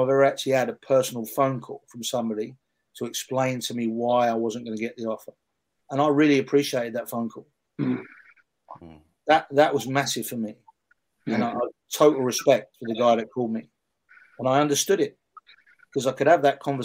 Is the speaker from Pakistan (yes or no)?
no; England, United Kingdom; a national team role in my home country. You know, some people that might have an answer to that and say that I wasn't good enough or I didn't deserve it. But I got turned down more than once to work with the England women's national team